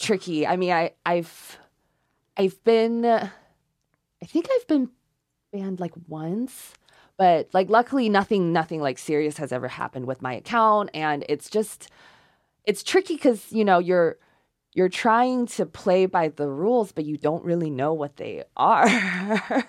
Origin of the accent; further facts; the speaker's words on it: China; English is a second language; moved away; I was born in China